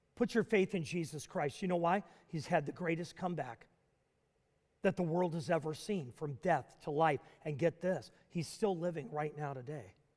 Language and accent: English; Nashville, Tennessee, United States; Nashville, Tennessee. Actually, my hometown growing up